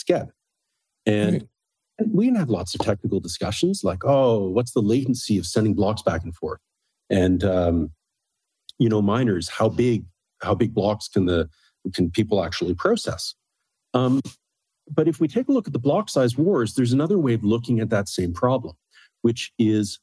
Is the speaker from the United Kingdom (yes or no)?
no; Canada; moved away as an adult; also born or lived in Berkeley, United States / Beijing, China; I'm Canadian